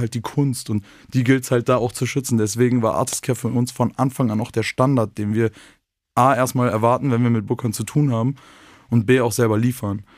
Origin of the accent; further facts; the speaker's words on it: North Rhine-Westphalia, Germany; moved away as an adult; now in Vienna, Austria; in meiner Heimat nicht so bekommen in Nordrhein-Westfalen